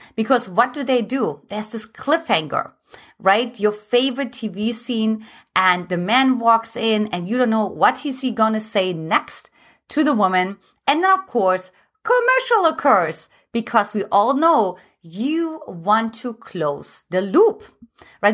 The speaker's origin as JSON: {"language": "English", "country": "Germany", "moved": "yes", "said": "I'm from Germany"}